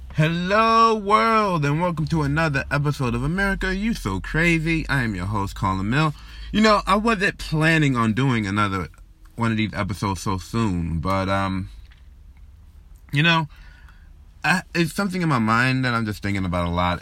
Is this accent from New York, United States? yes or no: yes; New York, United States; I was born and raised here in New York